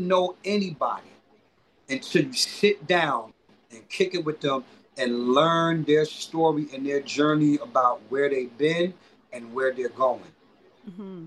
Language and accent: English; New York City, New York, United States; also born or lived in Bedford-Stuyvesant, Brooklyn; I'm from Crown Heights, Brooklyn